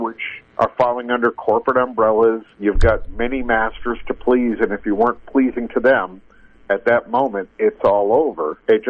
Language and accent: English; Boston, Massachusetts, United States; moved away; also born or lived in Portland, Maine; I started working part-time in my hometown in Boston